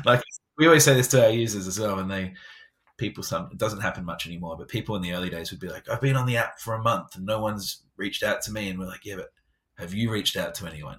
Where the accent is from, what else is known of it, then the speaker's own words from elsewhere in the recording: England, United Kingdom; I'm English.